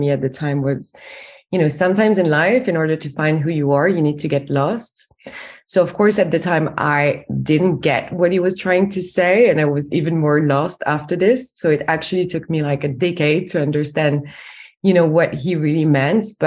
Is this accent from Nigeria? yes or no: no; France; accent: French; English is a second language; moved away as an adult; now in United Kingdom; as you can tell from my accent, I'm actually French, but I've been based in the UK for over 10 years now